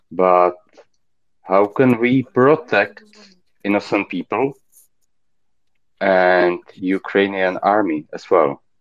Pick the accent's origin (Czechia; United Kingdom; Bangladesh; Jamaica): Czechia; I'm from Czech Republic